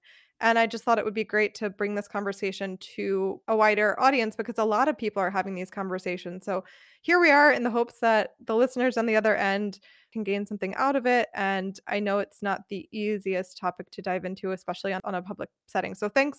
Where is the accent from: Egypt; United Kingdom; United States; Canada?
United States; now in Freiburg, Germany; We're both people who are in Germany, but who are not born Germans. You're South African, I'm American.